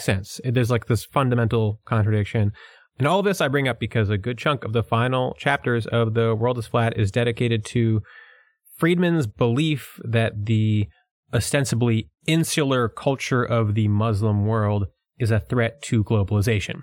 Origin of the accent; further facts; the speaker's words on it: United States; accent: New York and Philadelphia; my accent is a combination of New York and Philadelphia